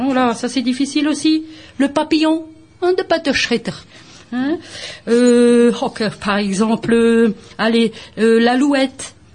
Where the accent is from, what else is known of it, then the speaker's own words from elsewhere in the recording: Bergues, Hauts-de-France, France; d'enseigner le flamand à Bergue, ma ville natale